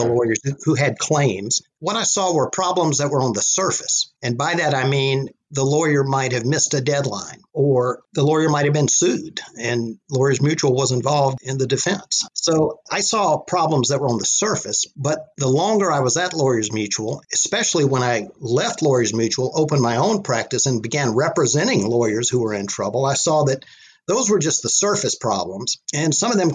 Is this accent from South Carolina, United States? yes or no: yes; South Carolina, United States; moved away as an adult; now in Chapel Hill, United States; I was born and raised in South Carolina, also known as the Lower Carolina. And I grew up in a small town in the low country of South Carolina